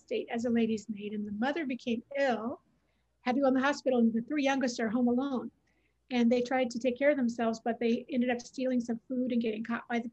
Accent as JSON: {"language": "English", "region": "Oregon", "country": "United States", "moved": "as an adult", "lives_now": "New Jersey, United States", "said": "I live in New Jersey now, but I'm originally from Oregon."}